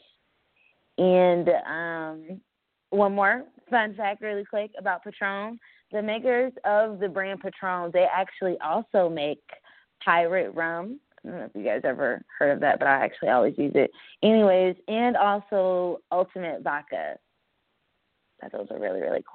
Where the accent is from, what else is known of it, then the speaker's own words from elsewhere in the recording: Fayetteville, North Carolina, United States; moved away; I am recording live from Fayetteville, North Carolina. It feels good to be home. This is where I'm from